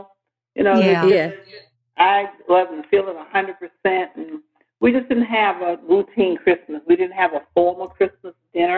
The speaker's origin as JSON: {"language": "English", "town": "Clarksdale", "region": "Mississippi", "country": "United States", "tie": "born or raised there", "also_born_or_lived": "New York City / Memphis, Tennessee", "moved": "as an adult", "lives_now": "Birmingham, United States", "said": "my home state is Mississippi, Clarksdale."}